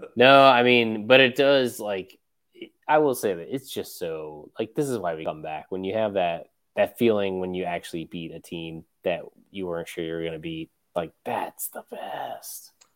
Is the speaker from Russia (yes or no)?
no; United States; as an American fan